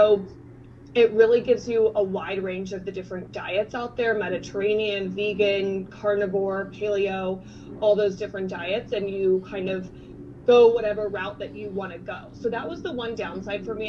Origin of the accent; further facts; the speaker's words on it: Cincinnati, Ohio, United States; also born or lived in Oxford, Ohio; I am from Cincinnati, Ohio, and went to school at Miami University in Oxford, Ohio